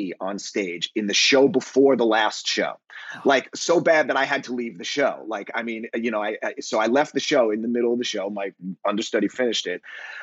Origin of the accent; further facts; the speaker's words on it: New York City, New York, United States; also born or lived in Long Island; I grew up in New York, in New York City and on Long Island